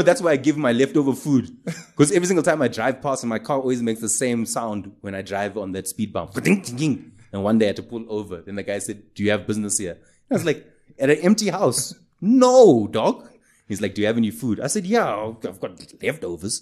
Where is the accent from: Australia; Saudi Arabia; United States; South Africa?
South Africa; Durban, KwaZulu-Natal; I grew up in Durban